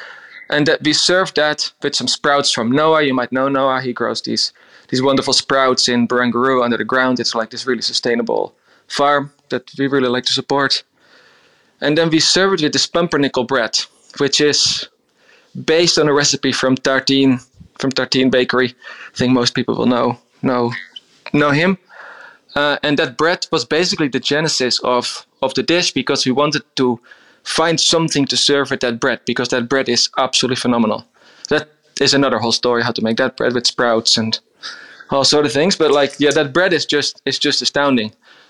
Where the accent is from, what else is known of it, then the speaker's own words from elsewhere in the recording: Netherlands; moved away; I grew up on a little island in the top north of Holland. It's tiny. It's 60 kilometers around.